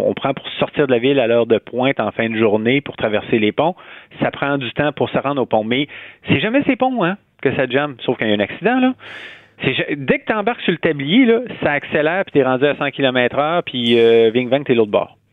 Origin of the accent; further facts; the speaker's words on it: Quebec City, Quebec, Canada; moved away as an adult; also born or lived in Montreal / Rouyn-Noranda / Hull; je suis né à Québec, j'ai grandi à Québec